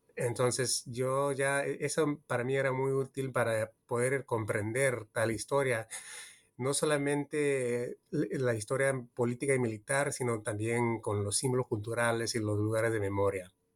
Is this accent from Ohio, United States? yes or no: no; California, United States; also born or lived in Peru; yo soy peruano estadounidense. Yo nací en California, pero de mi, mi familia es peruana